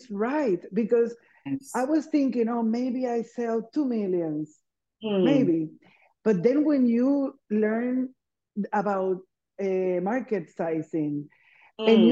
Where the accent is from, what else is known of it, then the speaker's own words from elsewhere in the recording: Puerto Rico; I'm from Puerto Rico, and we tend to think in a small island of 3 million something people.